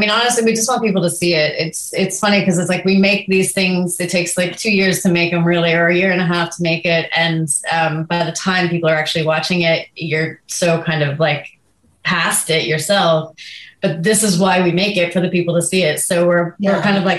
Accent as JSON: {"language": "English", "region": "Vermont", "country": "United States", "moved": "yes", "said": "I'm from Vermont. I haven't been back in probably 20 years"}